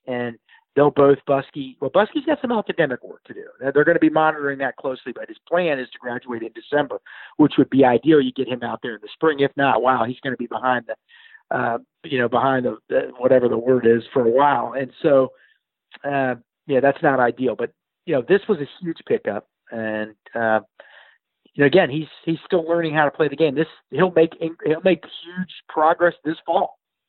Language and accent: English; Germany; having played soccer so many years growing up in Germany